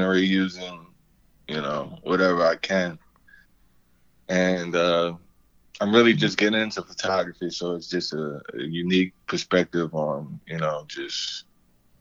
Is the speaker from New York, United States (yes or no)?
yes; New York City, New York, United States; I'm originally from New York. I'm from Brooklyn.